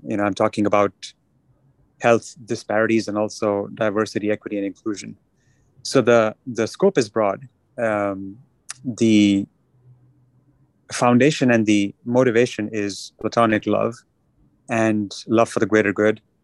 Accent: New Delhi, Delhi, India; moved away; growing up in New Delhi in India

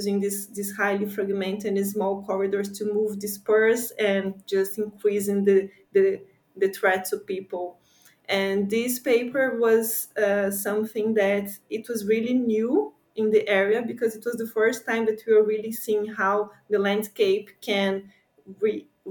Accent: near São Paulo, Brazil; moved away as an adult; now in New York, United States; I'm from São Paulo, which is a very big city, but I grew up in a tropical forest very close to São Paulo, which is just 30 minutes away

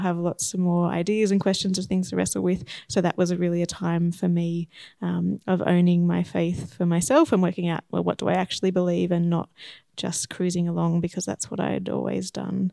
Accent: Shepparton, Victoria, Australia; moved away as an adult; now in Horsham, Australia; I grew up in Shepparton

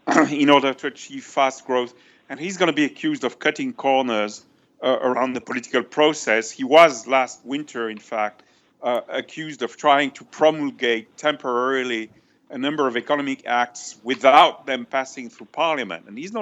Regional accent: China; English is a second language; I'm a little more indulgent than observers from India, but probably precisely because I come from China.

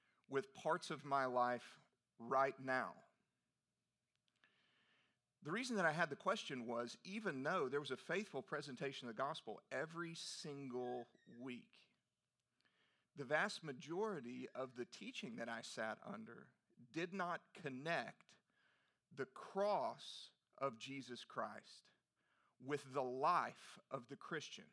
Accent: Canyon, Texas, United States; now in Nashville, United States; growing up in Texas, I grew up being a part of the First Baptist Church of Canyon, Texas

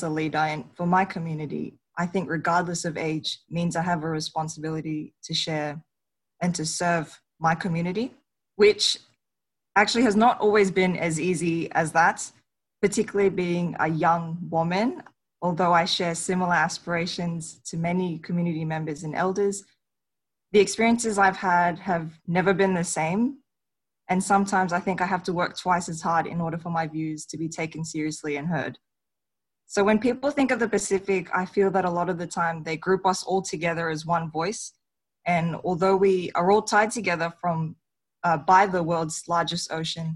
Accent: Solomon Islands; moved away; also born or lived in Weno, Chuuk; I am also a Chinese Solomon Islander that was raised in the Solomon Islands

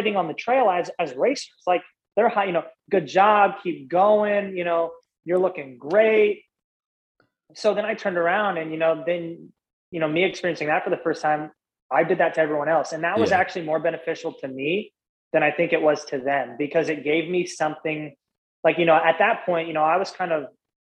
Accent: Midwest, United States; I'm from the cornfields

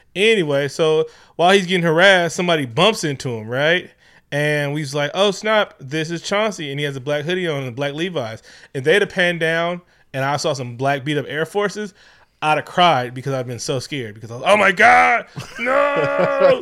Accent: Oakland, California, United States; Growing up in Oakland

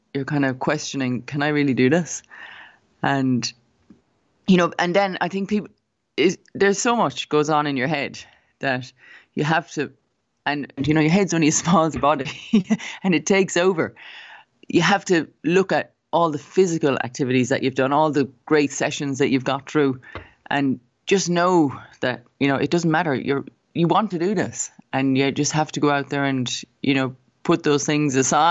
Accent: Cobh, Munster, Ireland; moved away as an adult; also born or lived in United States; we're both from Cove, and, you know, that's the thing. If you're from Cove, then you have a connection automatically. And like, I didn't really know Trevor when I was growing up

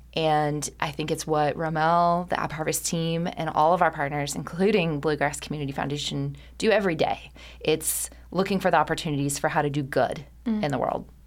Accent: Kentucky, United States; my home state, and I couldn't be more proud to be a Kentuckian

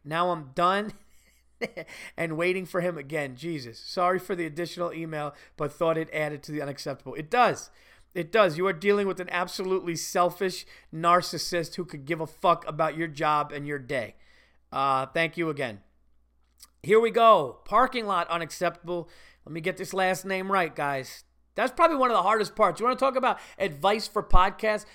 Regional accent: Westchester, New York, United States; I'm from Westchester too

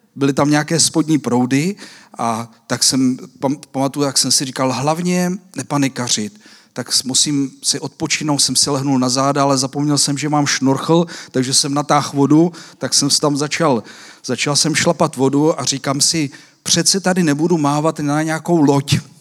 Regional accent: Czechia; nás Češích

